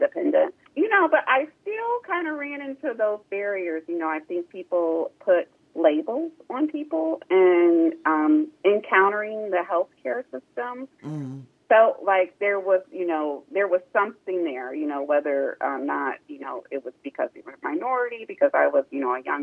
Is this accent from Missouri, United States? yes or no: no; Columbus, Ohio, United States; I was born and raised here in Columbus, Ohio